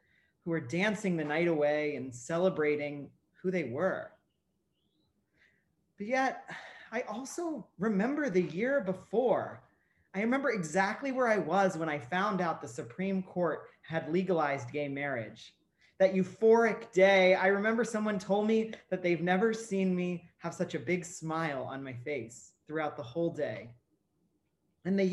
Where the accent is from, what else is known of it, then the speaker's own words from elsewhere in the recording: Ohio, United States; where I grew up in Ohio